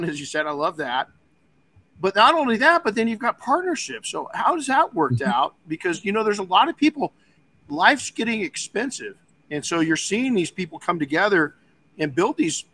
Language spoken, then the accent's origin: English; United States; my home country of America